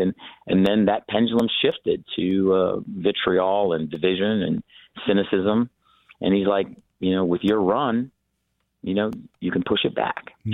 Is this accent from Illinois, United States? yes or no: no; Iowa, United States; now in Michigan, United States; I was born in Iowa